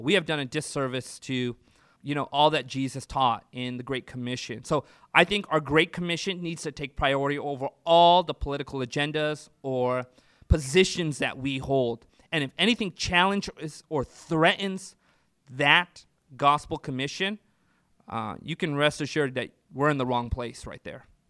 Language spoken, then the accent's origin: English; Orange County, California, United States; now in Central California, United States; I was, uh, born and raised in Orange County